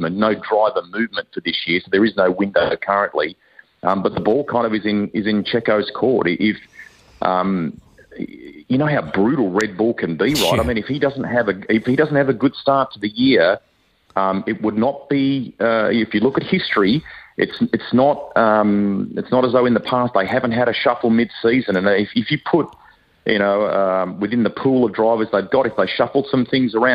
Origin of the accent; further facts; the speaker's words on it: Australia; now in Hawke's Bay, New Zealand; I'm an Aussie